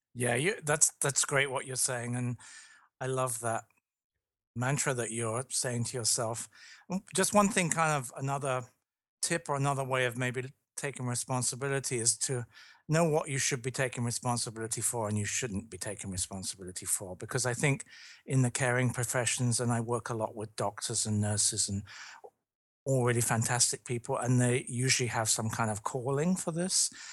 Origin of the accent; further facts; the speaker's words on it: London, United Kingdom; moved away; I'm from London, I'm from the U K originally